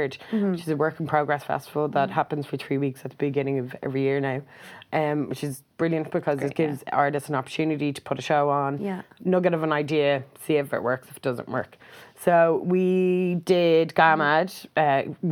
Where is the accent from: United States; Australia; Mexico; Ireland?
Ireland; as queer Irish women